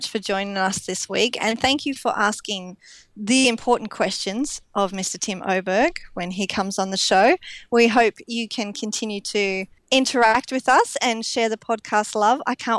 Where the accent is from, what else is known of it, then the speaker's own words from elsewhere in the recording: Australia; I'm an Australian and I live here